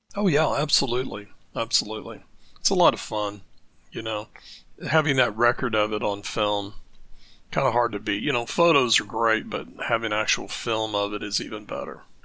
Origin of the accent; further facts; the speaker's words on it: United States; I'm coming from the American side here